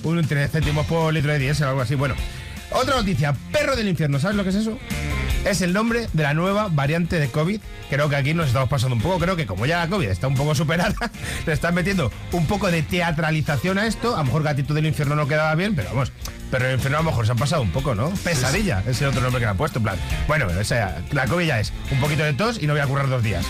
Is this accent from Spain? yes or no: yes; Spain; somos los españoles